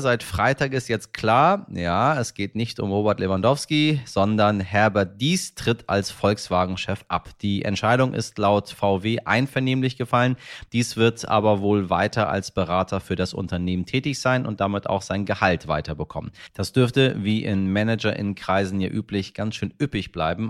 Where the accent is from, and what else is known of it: Germany